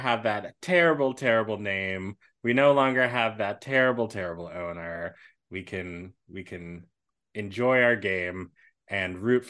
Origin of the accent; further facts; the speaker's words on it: Washington, District of Columbia, United States; my hometown, Washington, D.C. Where Chocolate City, where a whole bunch of wonderful, beautiful Black people live and thrive.